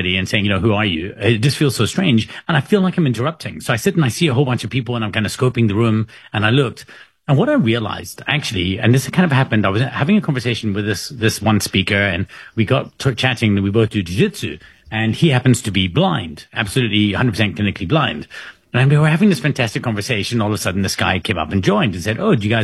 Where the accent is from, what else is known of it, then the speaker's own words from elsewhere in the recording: South Africa; I'm from South Africa.